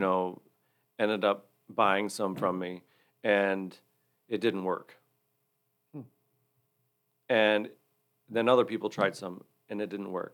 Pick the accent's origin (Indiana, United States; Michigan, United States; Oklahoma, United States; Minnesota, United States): Michigan, United States; Hillsdale County; also born or lived in Florida; I grew up in the Hillsdale County area